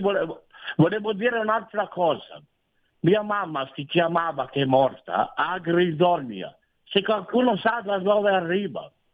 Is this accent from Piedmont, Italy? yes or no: yes; Biella, Piedmont, Italy; now in Sondrio, Italy; io sono nato a Biella da genitori veneti